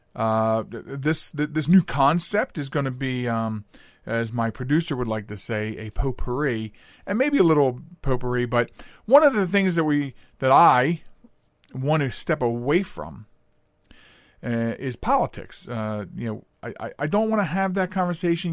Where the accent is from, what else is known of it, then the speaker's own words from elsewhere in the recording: Pennsylvania, United States; I grew up in Pennsylvania